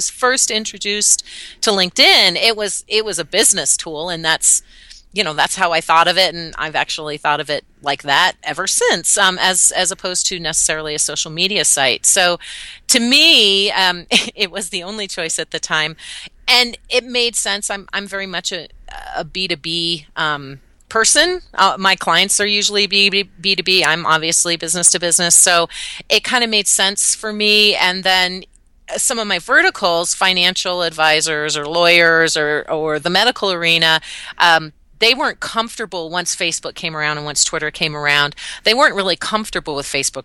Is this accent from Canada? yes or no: yes; Canada; now in Denver area, United States; I'm actually Canadian, but I've lived about an hour outside of Denver for about 15 years